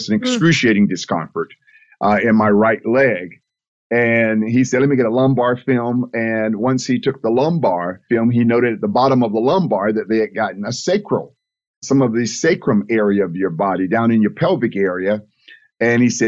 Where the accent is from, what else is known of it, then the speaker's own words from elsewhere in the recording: Fort Lauderdale, Florida, United States; I was born and raised in Fort Lauderdale